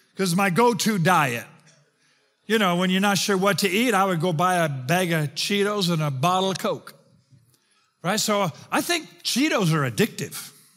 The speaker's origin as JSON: {"language": "English", "country": "South Africa", "moved": "yes", "lives_now": "United States", "said": "I'm South African"}